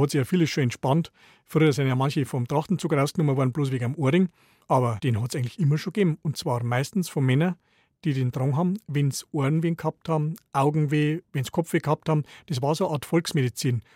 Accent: Bavaria, Germany; bei uns in Bayern

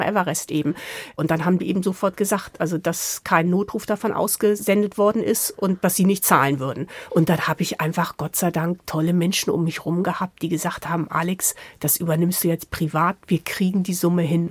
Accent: Hamburg, Germany; moved away; Also ich komme ja aus Hamburg

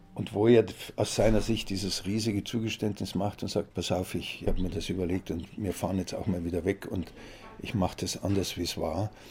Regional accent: Munich, Bavaria, Germany; also born or lived in Augsburg / Mehring; Als Kind auch nach dem Krieg. Wir hatten kein Licht damals bei uns in der Wohnung in der Arnulfstraße

